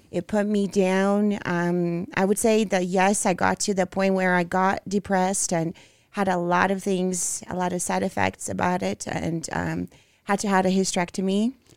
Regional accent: Brazil; English is a second language; moved away; I grew up in Brazil

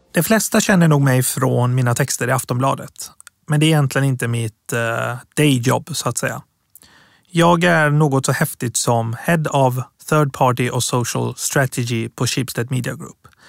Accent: Gothenburg, Västra Götaland, Sweden; Swedish is a second language; moved away as an adult; also born or lived in Tehran, Iran / Piteå, Sweden; now in Stockholm, Sweden; Jag är uppväxt i Göteborg, men bor i Stockholm sedan

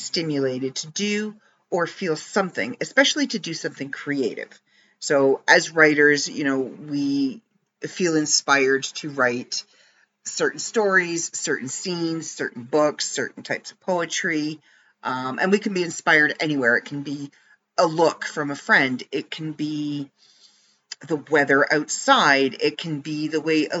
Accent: Canada; as a Canadian growing up

